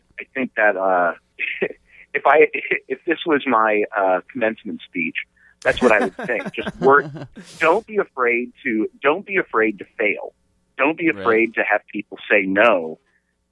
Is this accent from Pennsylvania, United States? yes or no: yes; Pennsylvania, United States; I'm a kid from Amish country in Pennsylvania